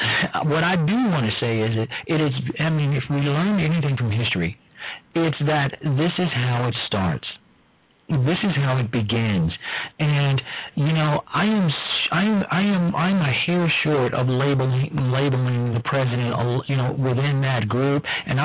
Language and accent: English; Chicago, Illinois, United States; I am a native of Chicago, and I was there during that time